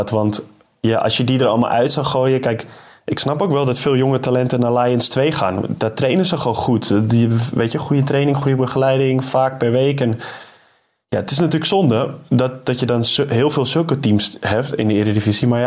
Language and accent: Dutch; North Holland, Netherlands; de regio waar ik vandaan kom, eh, in Noord-Holland